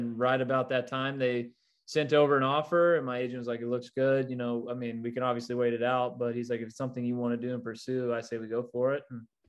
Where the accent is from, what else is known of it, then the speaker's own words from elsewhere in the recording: United States; Obviously, growing up in the States, you want to be in the, you know, MLB.